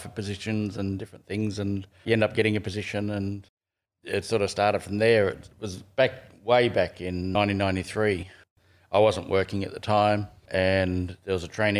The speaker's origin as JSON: {"language": "English", "town": "Gunnedah", "region": "New South Wales", "country": "Australia", "tie": "born there", "said": "I was born in Gunnedah"}